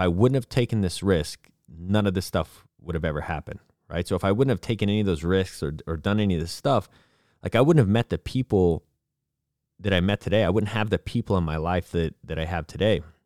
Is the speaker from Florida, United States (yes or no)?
yes; Florida, United States; moved away; also born or lived in Abilene, Texas / Dallas, Texas / Portland / California; I grew up in Florida